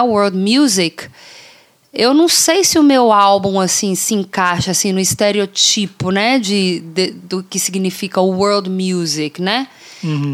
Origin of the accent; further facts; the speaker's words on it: Brazil; now in Canada; eu sou brasileira